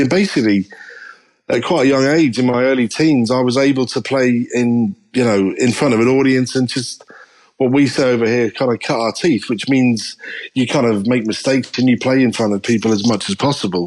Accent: Norwich, East of England, United Kingdom; moved away as an adult; also born or lived in Liverpool; I stayed in Norwich, in Norfolk, my hometown

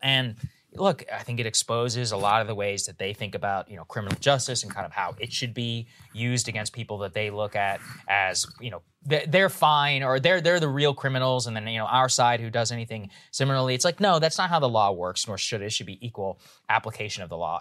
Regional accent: Texas, United States; now in Virginia, United States; I'm from Texas and I grew up with, you know, a lot, frankly, rednecks

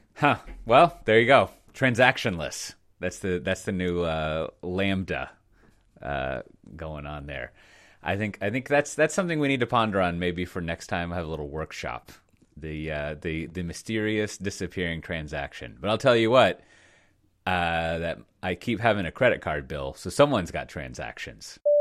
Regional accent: United States; I'm American

